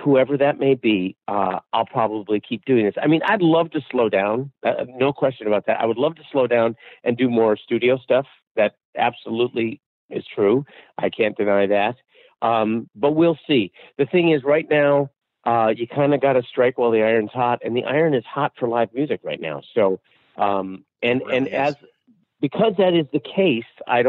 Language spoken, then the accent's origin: English; Seattle, Washington, United States; I'm from Seattle.